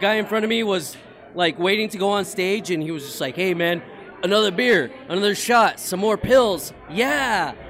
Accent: San Antonio, Texas, United States; now in Kingsville, United States; I'm from San Antonio, Texas, originally.

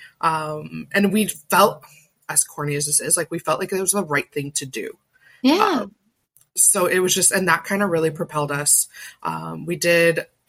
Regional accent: Canada; also born or lived in Calgary, Alberta / Ottawa, Ontario; we're Canadian

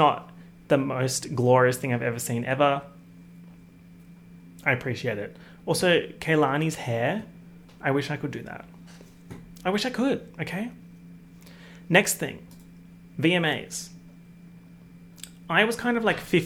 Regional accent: Australia; accent: Australian; my accent, my Australian accent

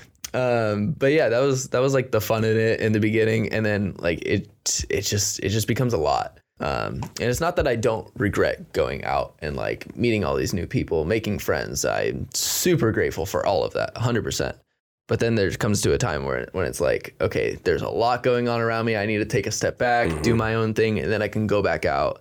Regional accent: Corning, California, United States; also born or lived in Sacramento; now in Bay Area, United States; I grew up in Corning, small town

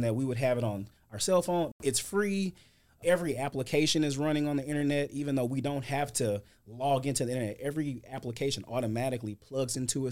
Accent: St. Louis, Missouri, United States; moved away as an adult; now in Houston, United States; I'm originally from Saint Louis, Missouri. I've lived in Houston about eight years

